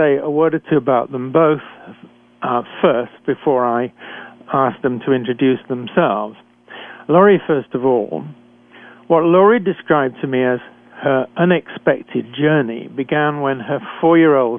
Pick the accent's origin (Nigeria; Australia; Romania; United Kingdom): United Kingdom; accent: British; moved away as an adult; also born or lived in Canada